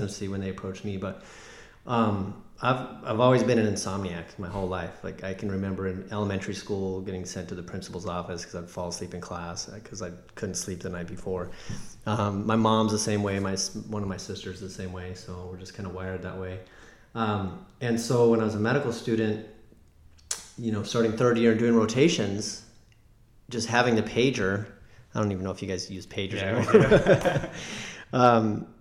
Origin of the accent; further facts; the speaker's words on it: Albuquerque, New Mexico, United States; moved away as an adult; also born or lived in Chicago; I'm from Albuquerque, New Mexico. I grew up there, and I went to undergrad there at UNM and med school there as well.